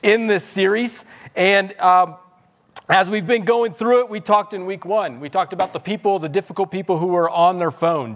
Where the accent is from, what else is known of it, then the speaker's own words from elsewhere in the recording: Missouri, United States; now in Los Angeles, United States; we're from Missouri in the Midwest on a farm town